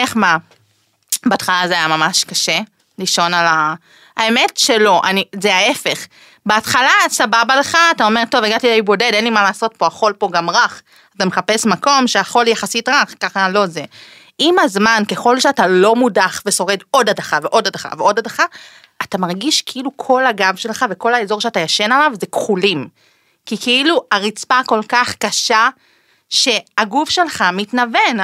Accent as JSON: {"language": "Hebrew", "country": "Israel", "tie": "born or raised there", "said": "בגלל שנולדתי בארץ, קיבלתי את הזכות להישאר כאן"}